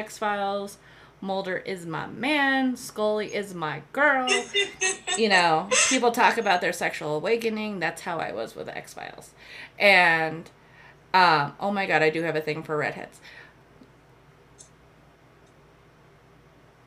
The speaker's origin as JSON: {"language": "English", "region": "Colorado", "country": "United States", "said": "I'm from Colorado"}